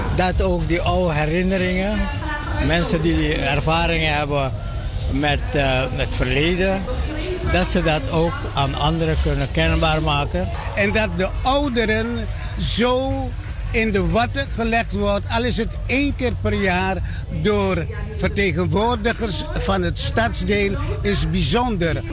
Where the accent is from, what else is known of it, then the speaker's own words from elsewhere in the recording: Suriname; als kind van Suriname